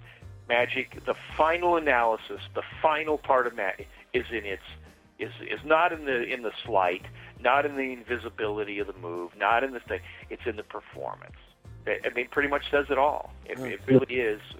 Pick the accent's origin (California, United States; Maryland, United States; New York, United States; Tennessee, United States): California, United States; moved away; I'm from California originally